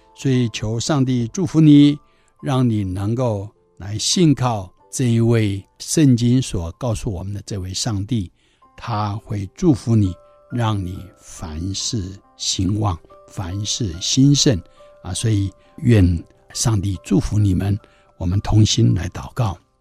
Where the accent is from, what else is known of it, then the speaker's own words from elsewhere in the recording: Taiwan; 我们台湾人过去的民间宗教风俗